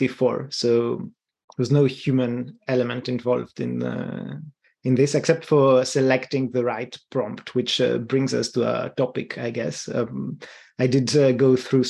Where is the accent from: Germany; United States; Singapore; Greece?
Greece; accent: Greek; my Greek accent